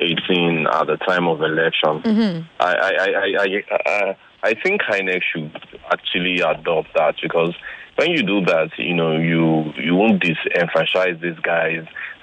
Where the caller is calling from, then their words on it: Ikorodu, Lagos, Nigeria; I'm calling from Korodo.